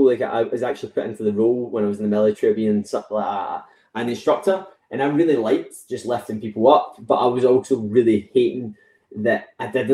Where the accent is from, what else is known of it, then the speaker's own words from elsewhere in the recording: West Coast of Scotland, United Kingdom; I'm from West Coast of Scotland